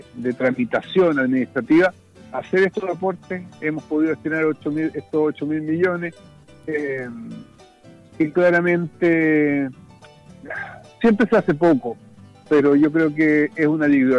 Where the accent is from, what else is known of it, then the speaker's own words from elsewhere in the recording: Parral, Maule, Chile; Yo soy provinciano, soy del Maule, pauquenino